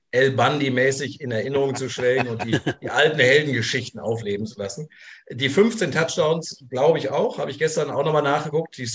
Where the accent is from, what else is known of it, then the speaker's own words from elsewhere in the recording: Saarbrücken, Saarland, Germany; Ich komme aus, aus Saarbrücken und äh, im Saarland wurde schon so auch am Anfang, Mitte der 80er angefangen, Football zu spielen.